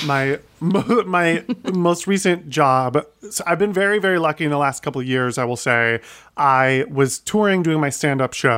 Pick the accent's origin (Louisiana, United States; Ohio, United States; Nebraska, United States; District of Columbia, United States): Ohio, United States; Sandusky; also born or lived in New York; now in Los Angeles, United States; growing up in Ohio